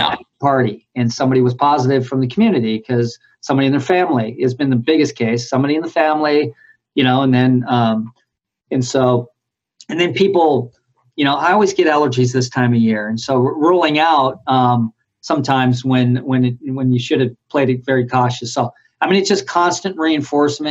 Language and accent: English; South Bay, California, United States; I grew up in the South Bay